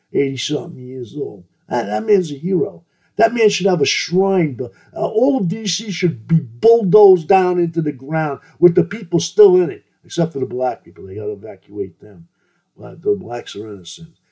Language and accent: English; New York, United States; I'm not from down south, I'm from New York